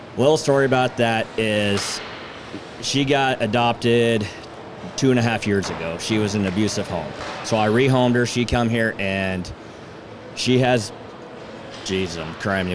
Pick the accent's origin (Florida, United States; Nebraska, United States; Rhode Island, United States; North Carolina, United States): Nebraska, United States; Seward; I'm from Seward.